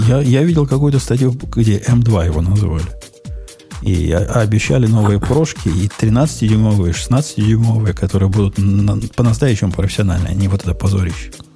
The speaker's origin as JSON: {"language": "Russian", "town": "Kropyvnytskyi", "region": "Kirovohrad Oblast", "country": "Ukraine", "said": "я из Кировограда"}